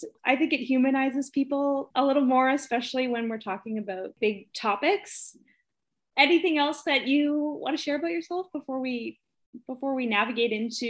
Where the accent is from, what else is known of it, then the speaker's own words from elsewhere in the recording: Canada; growing up in Canada.